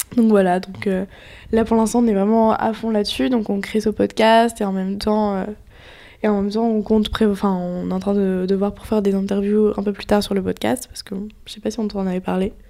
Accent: Nantes, Pays de la Loire, France; moved away as an adult; now in Paris, France; je viens de Nantes, donc un ah, peu à côté de Nantes.

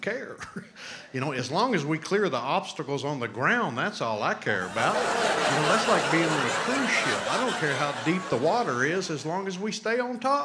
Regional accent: New Orleans, Louisiana, United States; now in Utah, United States; I am originally from New Orleans, Louisiana. However, I now live in Utah

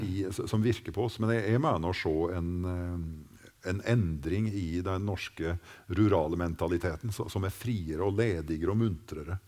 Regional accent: Gudbrandsdalen, Innlandet, Norway; våre strøk i Norge

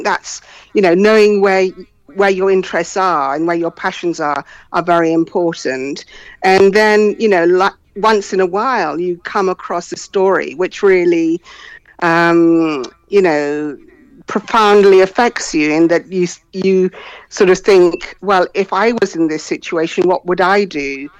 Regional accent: Ghana; also born or lived in London, United Kingdom; Okay, well, I'm from Ghana and I'm also from London. And my parents sent me to school in Britain when I was very young, and I sort of went through the educational system here.

